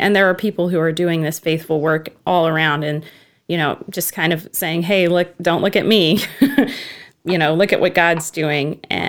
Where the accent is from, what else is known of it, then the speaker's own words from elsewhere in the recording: the South, United States; I grew up in the South in a Bible believing area